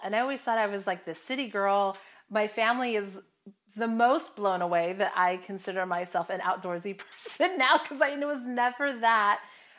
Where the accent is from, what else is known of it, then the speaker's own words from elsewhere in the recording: Hawaii, United States; I mean, I'm from Hawaii, and so it's in my blood.